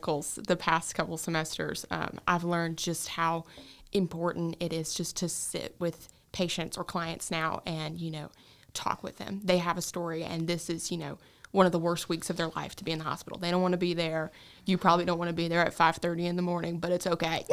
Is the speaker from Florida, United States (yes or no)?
no; Stanley, North Carolina, United States; I grew up in Gaston County where, you know, we live on the poorer side of town